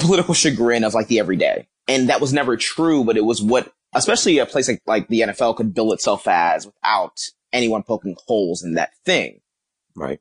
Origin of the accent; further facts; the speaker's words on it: Philadelphia, Pennsylvania, United States; I'm from Philadelphia, uh, North Philly.